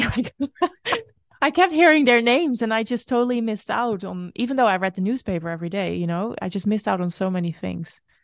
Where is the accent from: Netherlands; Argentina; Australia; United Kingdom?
Netherlands; moved away as an adult; also born or lived in Brazil; it is still my home country, but it doesn't always feel like my home.